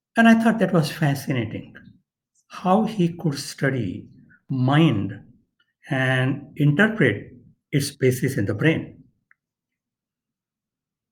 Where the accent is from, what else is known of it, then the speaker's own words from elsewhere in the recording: India; moved away as an adult; now in San Diego, United States; I was born and raised in India